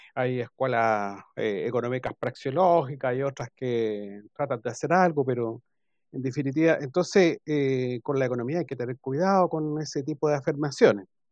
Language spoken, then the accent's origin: Spanish; Chile; nosotros como Chile, como chilenos